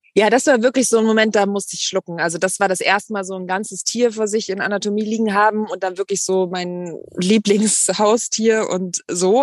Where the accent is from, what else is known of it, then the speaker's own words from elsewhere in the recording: Bonn, North Rhine-Westphalia, Germany; now in Hamburg, Germany; ich bin ähm, ja auf dem Dorf groß geworden und naja, naja, in Bonn